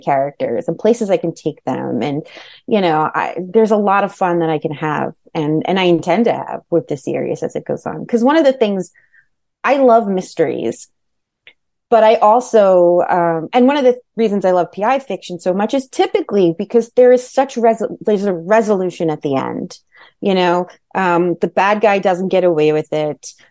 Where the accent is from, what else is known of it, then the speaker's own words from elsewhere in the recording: Manalapan, New Jersey, United States; also born or lived in Hudson County, New Jersey / Bergen County, New Jersey; I grew up in Jersey. I grew up in Monmouth County.